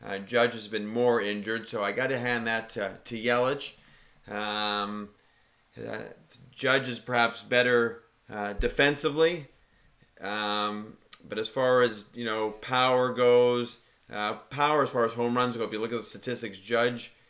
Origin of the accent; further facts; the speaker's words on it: Canada; being Canadian